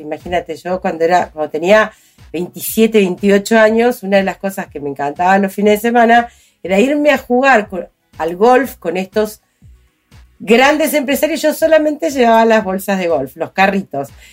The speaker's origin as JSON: {"language": "Spanish", "region": "Chaco", "country": "Argentina", "tie": "born or raised there", "also_born_or_lived": "Córdoba, Argentina / Corrientes, Argentina / Resistencia, Argentina", "moved": "as an adult", "said": "nací en Córdoba, criada en el Chaco"}